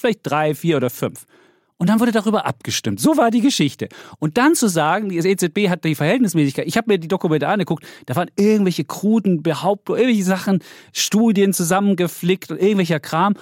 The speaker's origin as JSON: {"language": "German", "region": "Saxony", "country": "Germany", "tie": "born or raised there", "said": "meiner Heimat, Sachsen"}